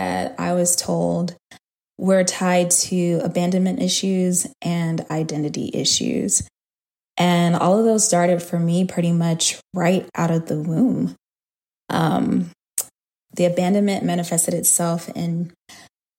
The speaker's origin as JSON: {"language": "English", "town": "Huntsville", "region": "Alabama", "country": "United States", "tie": "born or raised there", "also_born_or_lived": "Atlanta, Georgia", "said": "So my grandparents lived in Alabama at the time. I was born in Huntsville, Alabama. And that's where they were, in the same city with my mom"}